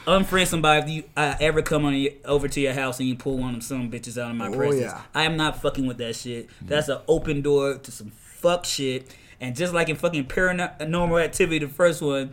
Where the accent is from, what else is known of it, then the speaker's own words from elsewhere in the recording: the South, United States; growing up in the South